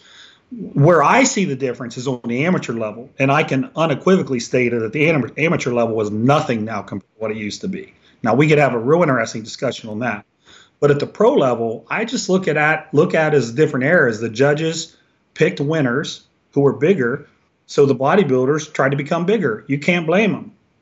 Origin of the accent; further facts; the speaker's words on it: Washington Court House, Ohio, United States; now in Columbus, United States; I'm from a little small town called Washington Courthouse, which is about 60 minutes south of here